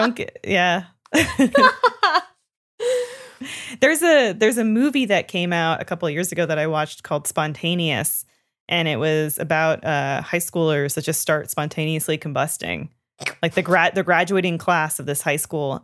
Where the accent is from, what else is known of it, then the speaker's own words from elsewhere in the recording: Canada; moved away; I grew up learning French in Canada